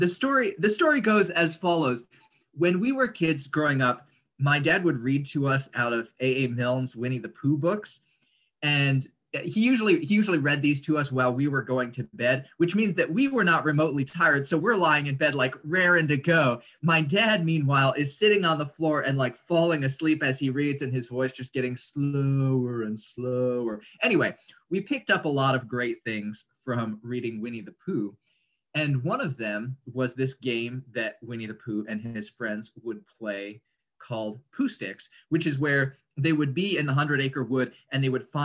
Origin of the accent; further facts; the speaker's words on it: Indonesia; moved away as an adult; now in United States; I grew up in Indonesia, so that seems relevant to our current conversation. My family moved there when I was 3 years old, and then I moved back for college.